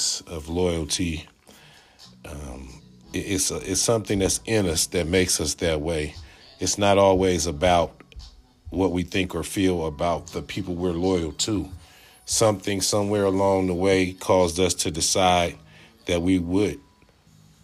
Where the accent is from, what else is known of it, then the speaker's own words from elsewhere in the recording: Oakland, California, United States; moved away as an adult; I'm from Oakland, I'm from the West, and I was born a project kid. I probably moved out of the project around age 5, but I moved right across the street, so I grew up still spending my time in the same project where I was born